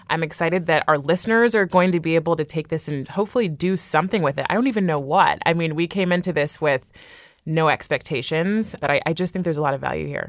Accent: California, United States; now in New York, United States; I grew up in California and I live in New York now

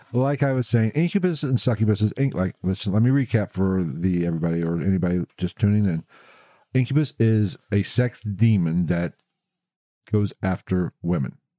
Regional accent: West Virginia, United States; moved away; I was born in West Virginia

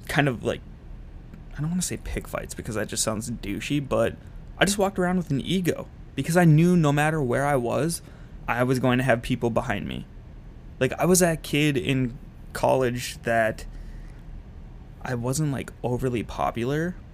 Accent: Minnesota, United States; moved away as an adult; also born or lived in Utah

